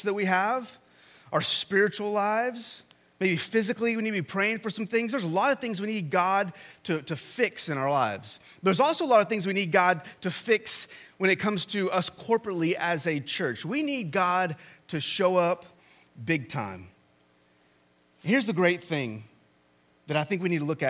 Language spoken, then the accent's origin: English; Texas, United States; moved away; I went to A&M, and I'm from Texas